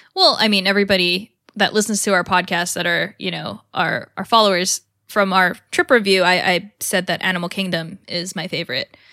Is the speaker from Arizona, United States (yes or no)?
no; California, United States; from California and growing up in California